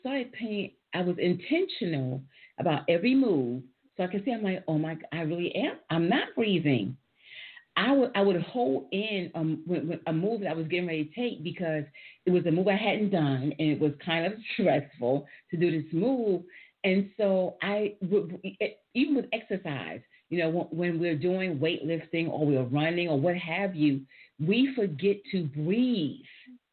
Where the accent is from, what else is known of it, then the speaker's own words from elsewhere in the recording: New York City, New York, United States; I'm from New York